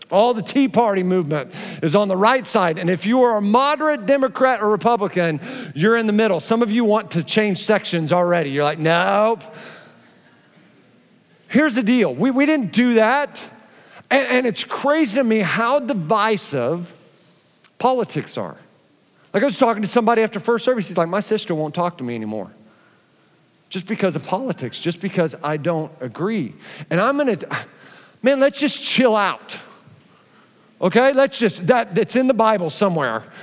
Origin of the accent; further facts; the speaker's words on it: Philippines; born there; Um, I was born in the Philippines, not having to fill buckets with water and boiling some over a stovetop was such a big surprise for me.